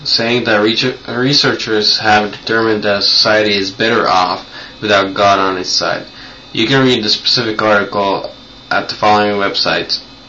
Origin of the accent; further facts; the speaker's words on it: Finland; English is a second language; also born or lived in United States; I'm 16. I'm from Finland. A year ago, my family and I moved from the USA to Finland. And in the USA, we had lived for 5 years.